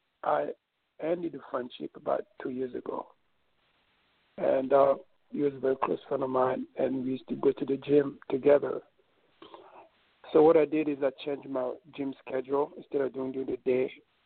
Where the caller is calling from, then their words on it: New York, United States; Yeah, this is … from New York.